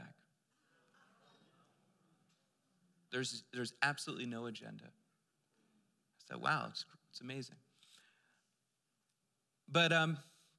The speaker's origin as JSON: {"language": "English", "region": "Pennsylvania", "country": "United States", "moved": "yes", "said": "I'm from Pennsylvania, and one of the crazy, amazing communities that you'll see out in Lancaster, Pennsylvania, which was close to where I was living"}